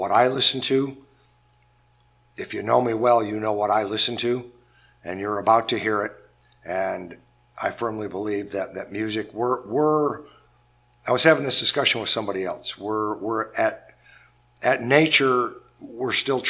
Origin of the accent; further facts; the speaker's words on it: Kalamazoo, Michigan, United States; also born or lived in Detroit area, Michigan / New Orleans, Louisiana; now in Buffalo, United States; I was born and raised in Kalamazoo, Michigan, Comstock, and then moved over to the Detroit area